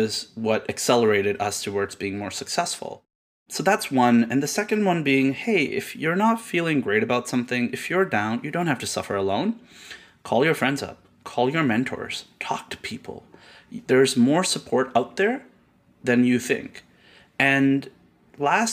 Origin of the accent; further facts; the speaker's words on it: Karachi, Sindh, Pakistan; moved away as an adult; now in Canada; I was born in Karachi, Pakistan. And I grew up there. I lived there till I was 19.